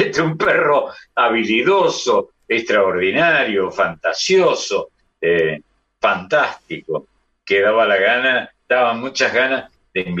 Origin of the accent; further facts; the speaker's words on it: Argentina; los argentinos somos uruguayos o los uruguayos son argentinos